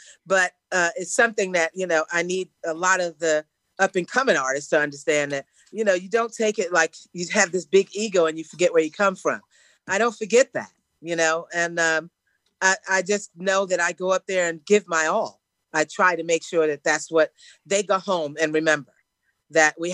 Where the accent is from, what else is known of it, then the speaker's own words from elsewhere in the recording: New York City, New York, United States; I'm from the Bronx